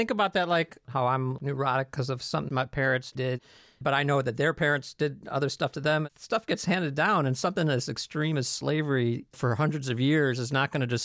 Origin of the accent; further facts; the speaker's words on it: Skokie, Illinois, United States; I didn't even know non-Jewish white people. So I was definitely insulated growing up in Skokie.